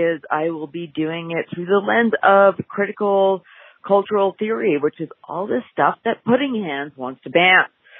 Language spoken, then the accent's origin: English; Canada; moved away as an adult; also born or lived in Toronto, Canada; I'm Canadian